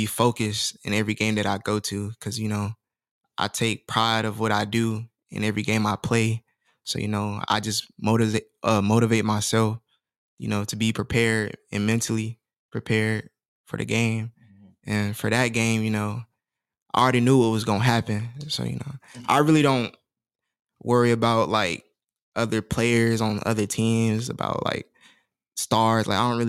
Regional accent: Georgia, United States; because like I'm from Georgia.

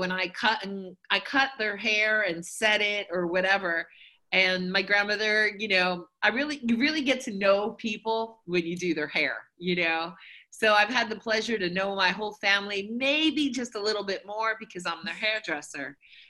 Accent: Philadelphia, Pennsylvania, United States; moved away; also born or lived in New Jersey; I was born in Philadelphia and kind of grew up around the corner from where Rocky Balboa was filmed. So very, I would say, low end of middle class and just very normal immigrant people.

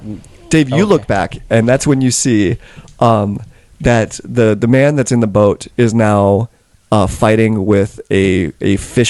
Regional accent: Manitoba, Canada; I'm from Westman.

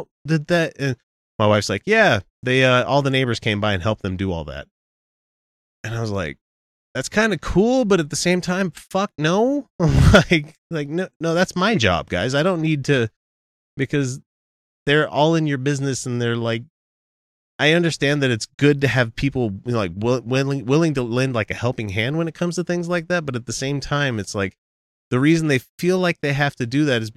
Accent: Utah, United States; we're from Utah.

